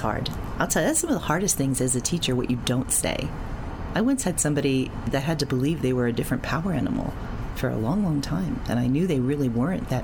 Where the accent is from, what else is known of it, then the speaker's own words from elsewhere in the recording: New York City, New York, United States; I was wacky shaman from Queens